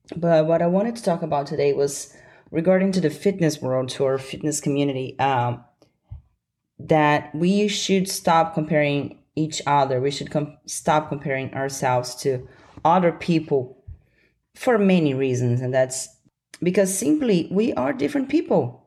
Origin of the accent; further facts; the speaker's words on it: Brasília, Federal District, Brazil; moved away; my hometown, Brasilia